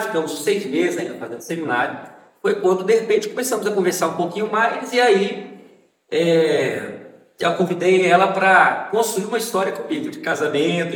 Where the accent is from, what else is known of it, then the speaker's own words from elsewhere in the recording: Vitória, Espírito Santo, Brazil; now in São Cristóvão, Brazil; Eu sou capixaba, sou de Vitória